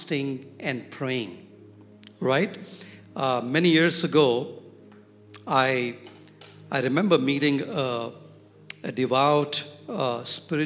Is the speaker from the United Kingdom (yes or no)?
no; Hyderabad, Telangana, India; I'm from Hyderabad